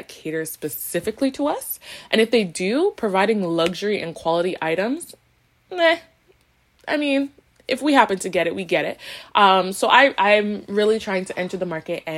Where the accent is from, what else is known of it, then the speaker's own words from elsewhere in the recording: Toronto, Ontario, Canada; someone who was born and raised in Toronto, then raised in the suburbs